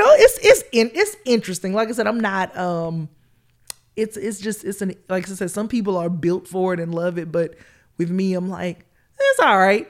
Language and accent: English; Columbus, Georgia, United States; accent: country twang; also born or lived in Atlanta, Georgia; I grew up in Columbus, Georgia. That's my hometown